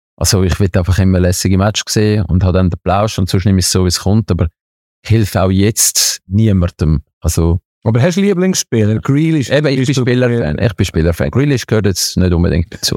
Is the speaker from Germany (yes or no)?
no; Switzerland; ich als Schweizer